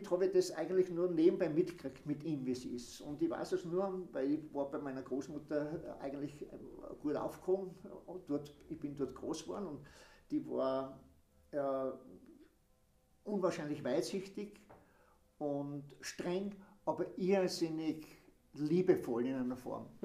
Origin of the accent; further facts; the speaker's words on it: Eisenerz, Styria, Austria; moved away as an adult; now in Eibiswald, Austria; ich bin in Eisenheiß geboren und auch dort aufgewachsen und lebe jetzt in Eiviswald. Und äh, bin von Eisenheiz schon mit 20 dann weg.